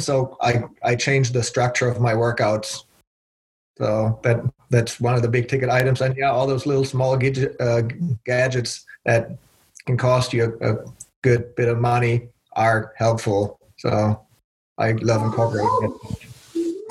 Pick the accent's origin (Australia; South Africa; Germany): Germany; moved away as an adult; also born or lived in Belgium; now in United States; I was born and raised in Germany